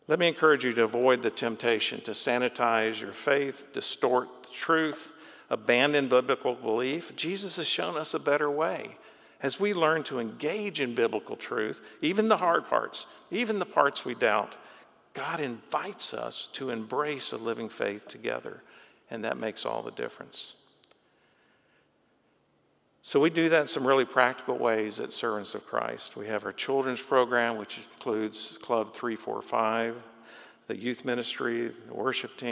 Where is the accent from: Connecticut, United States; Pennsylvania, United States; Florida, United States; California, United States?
Florida, United States; I grew up in Florida, learned to swim at the beach